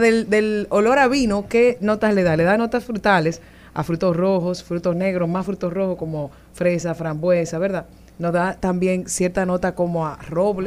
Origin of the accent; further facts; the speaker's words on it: San Cristóbal, Dominican Republic; Yo soy, de San Cristóbal